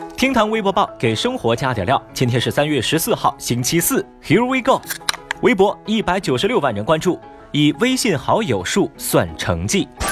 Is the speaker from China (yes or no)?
yes; Sichuan, China; 同样作为一个四川人